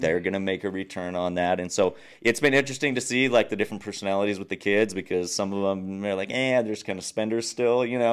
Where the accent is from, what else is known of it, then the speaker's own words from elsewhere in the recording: Nuevo Casas Grandes, Chihuahua, Mexico; first language English; moved away as an adult; also born or lived in United States; I was born and raised in Mexico.